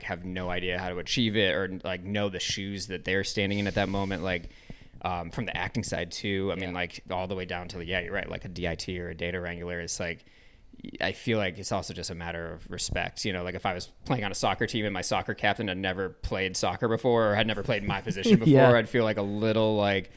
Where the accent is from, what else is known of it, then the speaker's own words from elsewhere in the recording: Ann Arbor, Michigan, United States; I grew up in Ann Arbor, Michigan